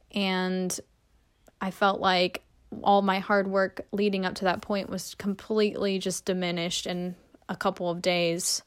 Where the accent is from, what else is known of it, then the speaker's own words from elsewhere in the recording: Fremont, Nebraska, United States; moved away; I'm originally from Fremont, Nebraska. Um, that's my hometown, and I grew up with the Blicks